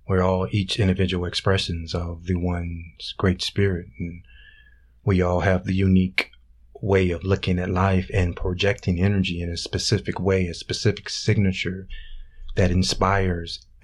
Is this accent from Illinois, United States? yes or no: yes; Illinois, United States; also born or lived in Las Vegas, Nevada; now in Utah, United States; back home in Illinois